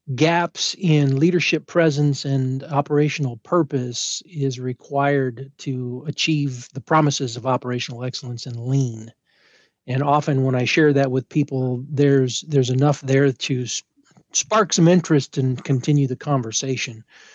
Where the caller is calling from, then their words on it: Illinois, United States; I'm about an hour west of downtown Chicago, so in the wonderful state of Illinois.